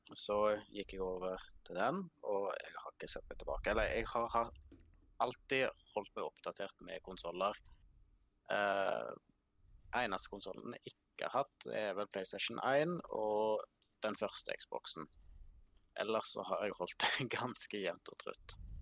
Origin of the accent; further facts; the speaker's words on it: Vestlandet, Western Norway, Norway; moved away as an adult; now in Finnsnes, Norway; Jeg er født og oppvokst i Seidar nede på Vestlandet